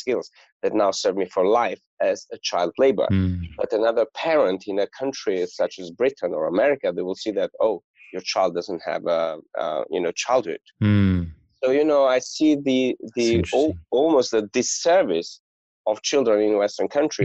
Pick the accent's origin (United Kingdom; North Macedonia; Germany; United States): North Macedonia; Gostivar; I was born in Macedonia in a town called Gostivar, which is northern Macedonia. And I grew up in a family of restaurateurs and farm owners.